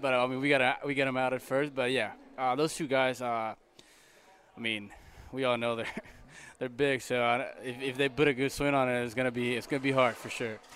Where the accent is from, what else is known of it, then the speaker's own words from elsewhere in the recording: Puerto Rico; English is a second language; moved away as an adult; now in Oakland, United States; I'm from Puerto Rico